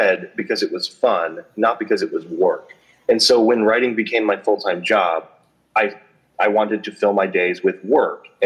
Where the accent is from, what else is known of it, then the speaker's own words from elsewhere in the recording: United States; I'm American